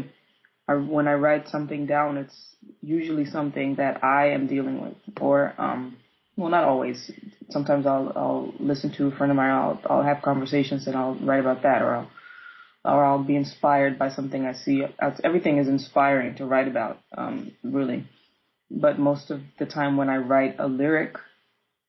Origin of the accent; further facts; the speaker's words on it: Amsterdam, North Holland, Netherlands; I was raised in Amsterdam